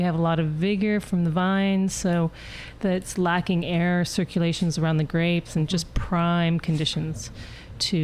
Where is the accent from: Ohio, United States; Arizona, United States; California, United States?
California, United States; Sonoma; also born or lived in Europe; I grew up here in Sonoma. I went to Sonoma Valley High